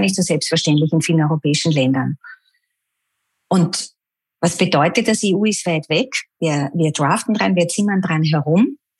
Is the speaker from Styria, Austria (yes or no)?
no; Vienna, Austria; Ich bin Wienerin durch und durch.